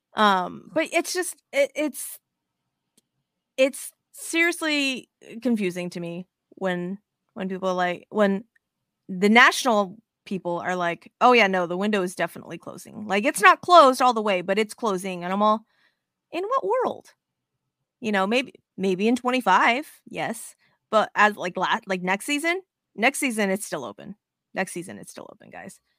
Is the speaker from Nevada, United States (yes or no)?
yes; Las Vegas, Nevada, United States; moved away; I'm originally from Vegas